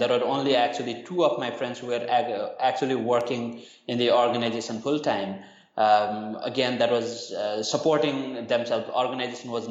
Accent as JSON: {"language": "English", "country": "Nepal", "moved": "as an adult", "lives_now": "Thailand", "said": "I'm originally from Nepal, but I've been in Thailand for the past 4 or 5 years"}